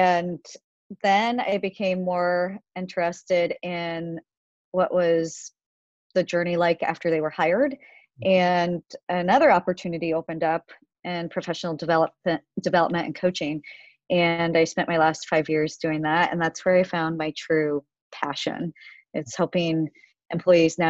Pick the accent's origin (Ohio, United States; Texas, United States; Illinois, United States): Ohio, United States; a small town in; moved away as an adult; also born or lived in Korea; now in New York, United States; I essentially grew up in a small town in Ohio until I graduated college. And then I moved to New York and I've been here ever since